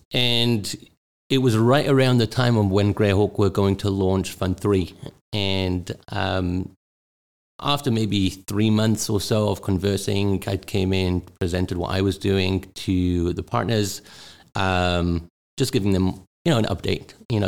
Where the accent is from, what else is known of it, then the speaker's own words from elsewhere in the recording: Newcastle, North East England, United Kingdom; also born or lived in Israel / South Africa; now in United States; I was born in England, in the northeast, in Newcastle. I was brought up in the UK.